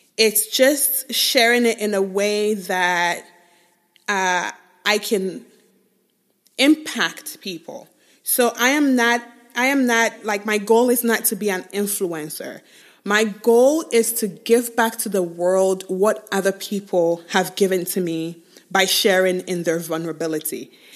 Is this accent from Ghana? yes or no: yes; Ghana; moved away as an adult; also born or lived in Nigeria / England; now in United States; I was born in Nigeria, grew up in Ghana, moved to the U S when I was twenty-one